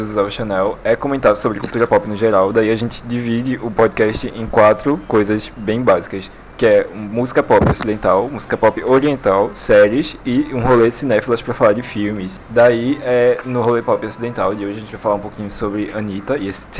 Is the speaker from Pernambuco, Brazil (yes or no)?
yes; Recife, Pernambuco, Brazil; Eu sou de Recife, Pernambuco